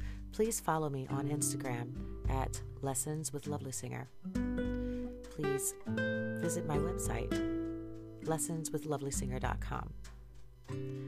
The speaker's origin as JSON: {"language": "English", "region": "Michigan", "country": "United States", "moved": "yes", "lives_now": "Boston, United States", "said": "I'm from Michigan."}